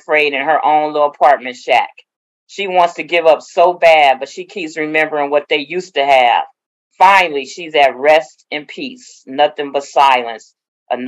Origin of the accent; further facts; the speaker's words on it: Oakland, California, United States; I'm from Oakland, born and raised